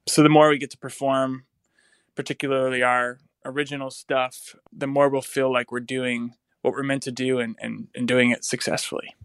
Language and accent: English; North Carolina, United States; now in Nashville, United States; I'm from North Carolina